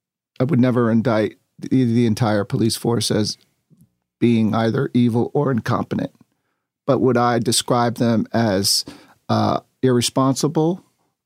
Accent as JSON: {"language": "English", "town": "Newark", "region": "New Jersey", "country": "United States", "tie": "born there", "said": "And I was born in Newark, so I got some bona fides."}